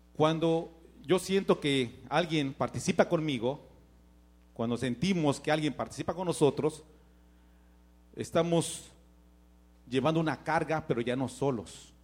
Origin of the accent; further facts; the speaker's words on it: Mexico; moved away; Yo tenía necesidades en México